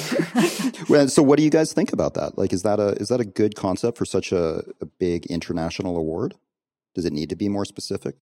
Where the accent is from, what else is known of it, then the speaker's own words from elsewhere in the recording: Canada; moved away; as a Canadian, um, who, who hasn't, who hasn't actually lived in Canada for a long time now